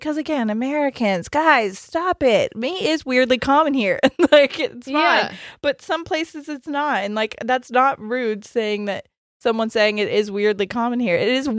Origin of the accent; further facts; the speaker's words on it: England, United Kingdom; now in United States; I'm English, living in the U.S. whilst I finish my university course. As soon as I've finished, I plan on going home.